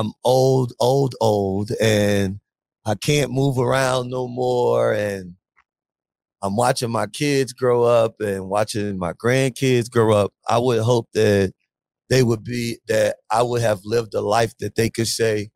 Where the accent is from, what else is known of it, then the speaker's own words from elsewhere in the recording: Biloxi, Mississippi, United States; also born or lived in Atlanta, Georgia; now in New Orleans, United States; I'm from New Orleans, I live in New Orleans, Louisiana. But I'm actually from Biloxi, Mississippi